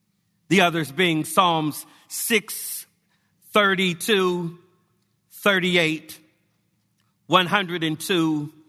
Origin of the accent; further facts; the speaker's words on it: Englewood, United States; When I was growing up in Englewood, me and the boys in the neighborhood would play in the next door neighbor's yard